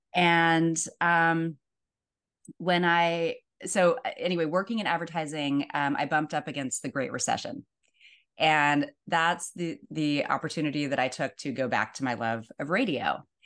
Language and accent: English; Pittsburgh, Pennsylvania, United States; now in California, United States; I grew up in Pittsburgh, Pennsylvania